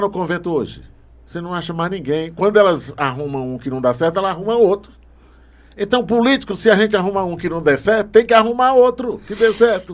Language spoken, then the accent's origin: Portuguese; Barra do Corda, Maranhão, Brazil; now in Brasília, Brazil; Lá no Maranhão, eu sou do Maranhão, lá na, uhum. na, na cidade de Barra do Corda